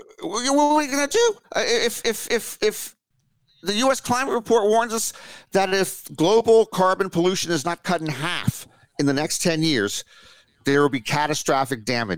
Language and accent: English; Washington, District of Columbia, United States; my hometown of Washington, D.C.